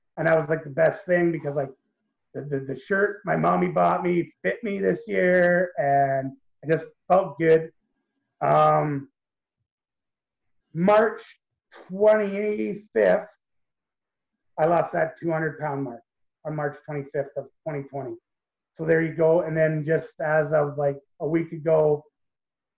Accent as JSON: {"language": "English", "country": "Canada", "said": "I'm Canadian"}